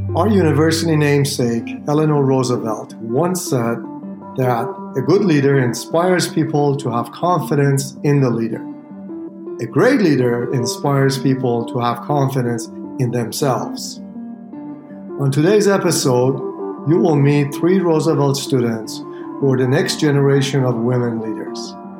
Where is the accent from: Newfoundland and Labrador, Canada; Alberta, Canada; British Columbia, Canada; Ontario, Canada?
Ontario, Canada; Brampton; moved away as an adult; also born or lived in Sri Lanka; now in Chicago, United States; I'm an international student from Canada. I'm currently from Brampton, Ontario